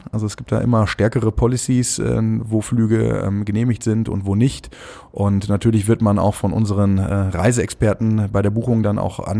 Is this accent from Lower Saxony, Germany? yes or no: no; Düsseldorf, North Rhine-Westphalia, Germany; born there; Erstmal herzliche Grüße an meine Geburtsstadt. Ich äh, komme ja gebürtig aus Düsseldorf.